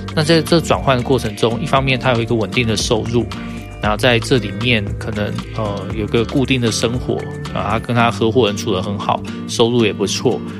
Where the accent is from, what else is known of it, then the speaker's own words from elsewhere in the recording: Taiwan; 在我们念大学那段时间，你可以看到台大的一一性社团全部开始衰落下去